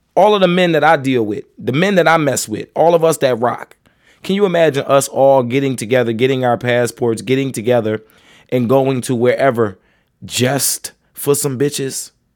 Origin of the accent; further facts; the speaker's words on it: United States; As American men